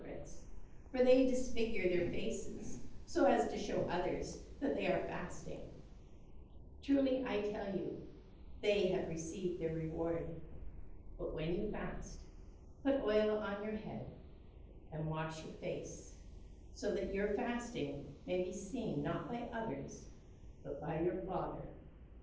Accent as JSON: {"language": "English", "country": "Canada", "tie": "born or raised there", "said": "Ash Wednesday that I grew up with in Canada"}